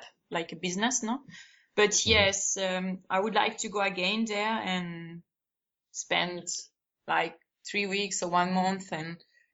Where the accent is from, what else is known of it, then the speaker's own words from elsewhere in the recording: Andalusia, Spain; English is a second language; I'm from Andalusia, the south of Spain.